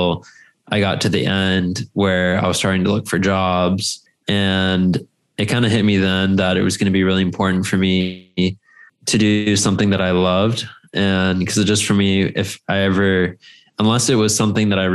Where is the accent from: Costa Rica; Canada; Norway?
Costa Rica; right by where we grew up in Costa Rica